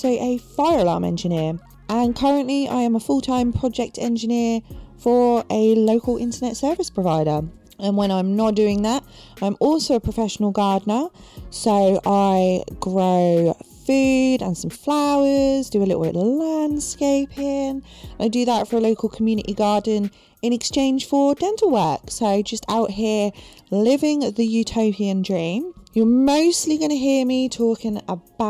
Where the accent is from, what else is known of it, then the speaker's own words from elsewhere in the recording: Portsmouth, South East England, United Kingdom; moved away as an adult; now in San Francisco Bay Area, United States; I grew up for the first 30 years of my life in and around Portsmouth on the south coast of the UK.